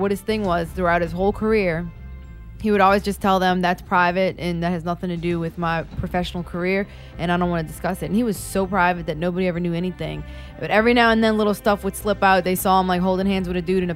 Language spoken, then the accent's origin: English; New Orleans, Louisiana, United States; we speak really, like, shitty and, like, kind of, like, lazy because we're from New Orleans